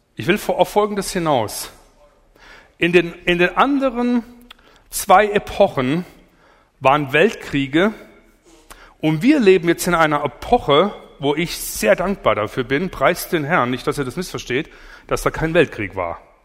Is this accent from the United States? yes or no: no; Allgäu, Bavaria, Germany; Ich komme aus dem Allgäu